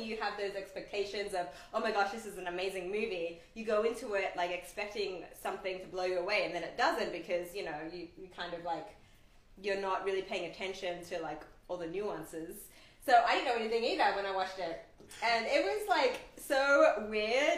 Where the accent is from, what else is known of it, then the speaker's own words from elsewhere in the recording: Australia; moved away; I grew up in Australia with no people of color being really represented